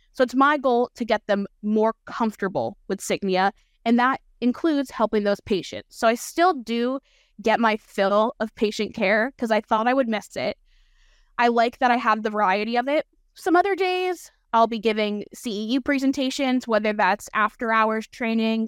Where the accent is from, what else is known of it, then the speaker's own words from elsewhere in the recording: Allentown, Pennsylvania, United States; also born or lived in Florida; my hometown V A in Allentown